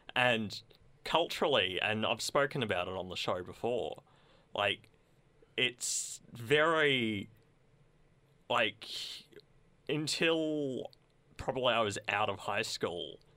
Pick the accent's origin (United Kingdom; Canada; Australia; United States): Australia; Sunbury, Victoria; I grew up in Sunbury